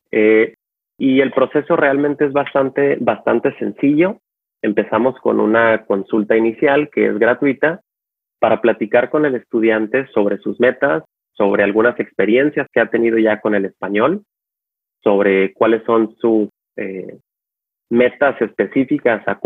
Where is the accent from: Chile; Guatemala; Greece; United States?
United States; San Diego, California; born there; also born or lived in Mexico; now in Los Angeles, United States; Eh, yo eh, nací en San Diego, California, pero viví en México básicamente la mitad de mi vida porque tengo familiares en México.